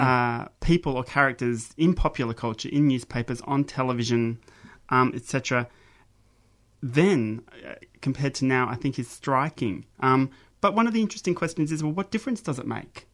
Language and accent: English; Mount Gambier, South Australia, Australia; moved away as an adult; also born or lived in Adelaide; growing up in Mount Gambier